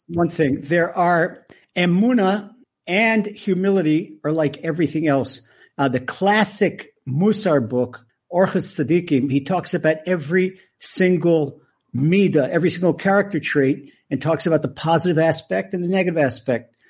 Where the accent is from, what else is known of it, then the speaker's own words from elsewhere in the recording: suburban Maryland, United States; accent: American; moved away as an adult; now in Israel; I was born in the U S. I've been in Israel since nineteen seventy. I grew up in, uh, suburban Maryland